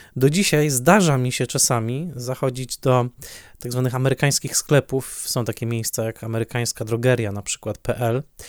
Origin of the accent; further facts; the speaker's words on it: Silesian Voivodeship, Poland; Ja dorastałem na Śląsku